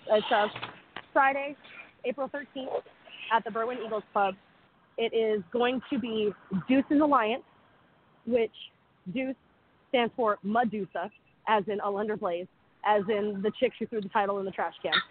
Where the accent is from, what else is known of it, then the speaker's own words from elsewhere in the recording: Canada; I'm Canadian, so forgive me for like any of the territories or anything like that.